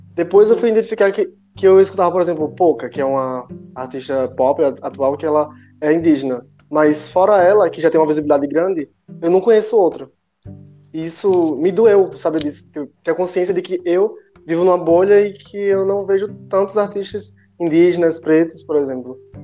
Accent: Natal, Rio Grande do Norte, Brazil; now in Curitiba, Brazil; eu sou do Natal, né? Mas vim para cá para Curitiba fazer diversos cursos

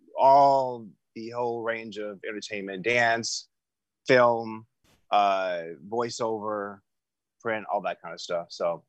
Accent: Los Angeles, California, United States; I'm LA born and raised.

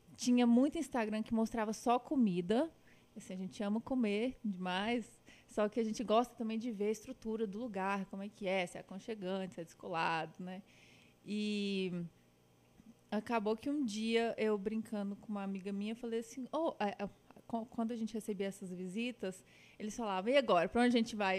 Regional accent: Patos de Minas, Minas Gerais, Brazil; also born or lived in Uberlândia; Eu sou nascida em Uberlândia, mas mudei de lá muito novinha. E meus pais moram hoje em Patos de Minas. Eu morei uns 10 anos

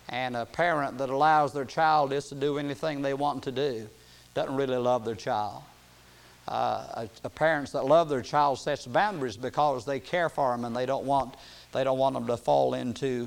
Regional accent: United States; I was born in America and why I was born in a part of America where I could hear the gospel

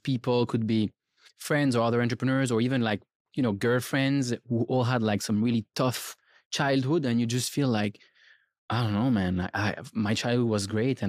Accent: Switzerland; But I'm from Switzerland.

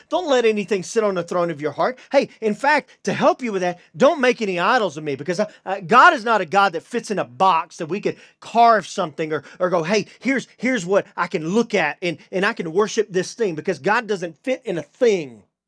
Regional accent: Deep East Texas, United States; I'm a redneck from Deep East Texas

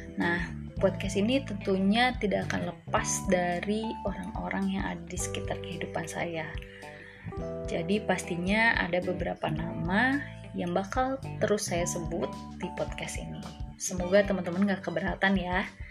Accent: Bandung, West Java, Indonesia; moved away as an adult; now in Ambon, Indonesia; saya asli Bandung Dan sekarang saya sedang merantau di salah satu kota di Provinsi Maluku, yaitu Ambon

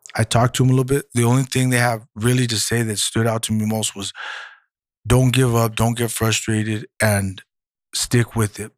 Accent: Santa Maria, California, United States; moved away as an adult; now in Santa Barbara, United States; I'm originally from Santa Maria

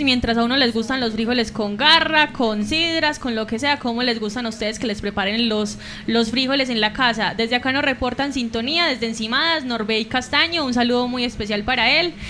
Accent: Aguadas, Caldas, Colombia; los aguadeños

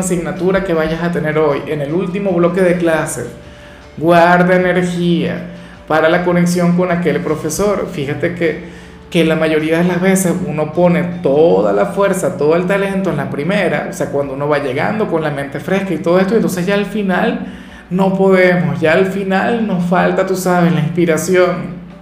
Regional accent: Venezuela; acá en Venezuela

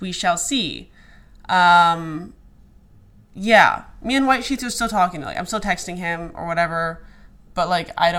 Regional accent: Alaska, United States; moved away as an adult; also born or lived in Arizona / Dallas / Denver; now in New York, United States; I grew up in Alaska, lived there till I was 18, then moved to Arizona

